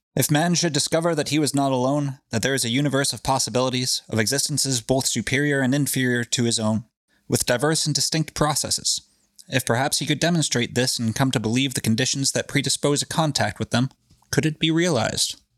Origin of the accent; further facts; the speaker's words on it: New England, United States; we're from New England